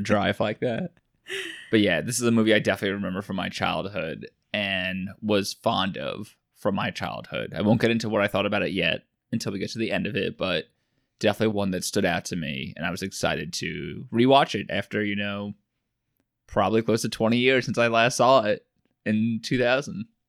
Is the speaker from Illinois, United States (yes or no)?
no; Long Island, New York, United States; I'm from Long Island